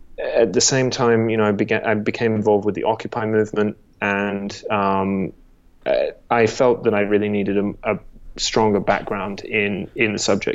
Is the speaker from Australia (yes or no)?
yes; Australia; born or raised there; moved away; also born or lived in England